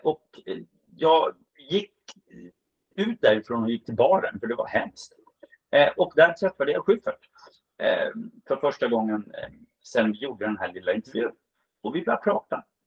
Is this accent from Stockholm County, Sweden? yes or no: yes; Stockholm, Stockholm County, Sweden; som stockholmare